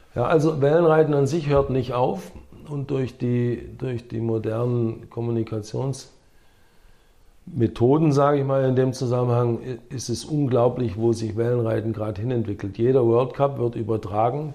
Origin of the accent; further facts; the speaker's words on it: Herrenberg, Baden-Württemberg, Germany; first language English; moved away; also born or lived in Sindelfingen / United States; Herrenberg meine Heimatstadt ist